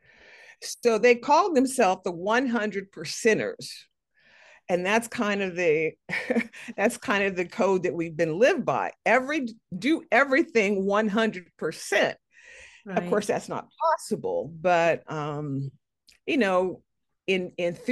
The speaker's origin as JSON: {"language": "English", "town": "Chicago", "region": "Illinois", "country": "United States", "tie": "born or raised there", "said": "I was born in Chicago"}